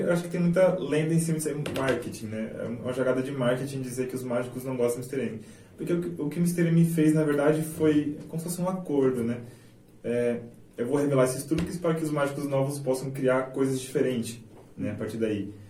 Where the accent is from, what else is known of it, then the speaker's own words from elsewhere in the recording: Itaporã, Mato Grosso do Sul, Brazil; also born or lived in Jardim / São Paulo / Rio de Janeiro; Nasci em Jardim, mas sempre morei aqui em Itaporã, depois de, de Jardim.